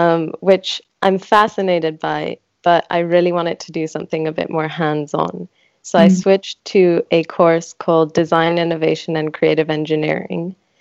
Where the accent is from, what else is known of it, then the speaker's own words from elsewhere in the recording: France; English is a second language; also born or lived in Switzerland; now in London, United Kingdom; Both my parents are Greek, but I was born in Switzerland and then grew up in France, went to a British school, and now I'm living in London.